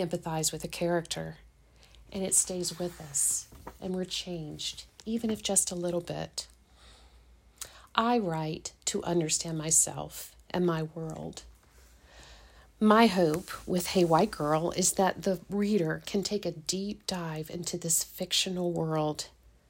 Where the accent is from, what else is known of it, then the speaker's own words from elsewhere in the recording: Richmond, Virginia, United States; I'm a native of Richmond, Virginia